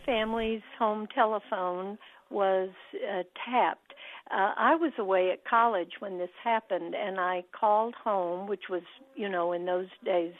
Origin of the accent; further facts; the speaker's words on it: Dallas, Texas, United States; moved away; I grew up in Texas, in Dallas, on a one-block-long street.